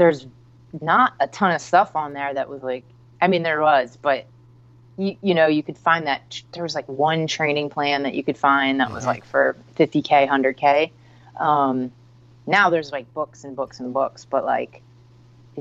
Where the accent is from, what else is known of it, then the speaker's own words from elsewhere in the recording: West Chester, Pennsylvania, United States; moved away as an adult; also born or lived in Brooklyn, New York; I grew up in Westchester, Pennsylvania